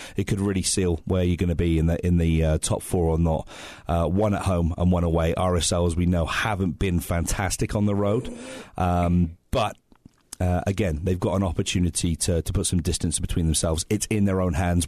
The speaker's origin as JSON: {"language": "English", "region": "England", "country": "United Kingdom", "moved": "yes", "lives_now": "United States", "said": "I'm English"}